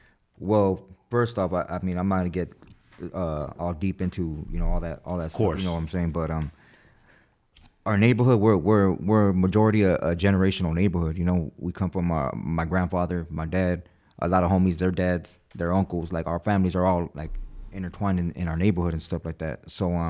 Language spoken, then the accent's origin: English; California, United States; Yeah, born and raised.